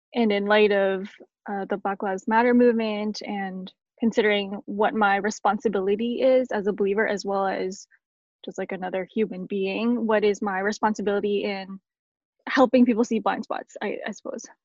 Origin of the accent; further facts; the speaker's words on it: Canada; I'm Canadian